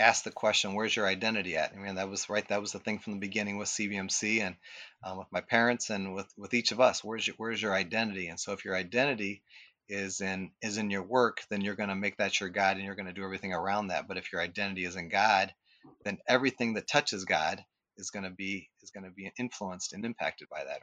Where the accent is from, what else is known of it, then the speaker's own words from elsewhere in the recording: Akron, Ohio, United States; I grew up in West Akron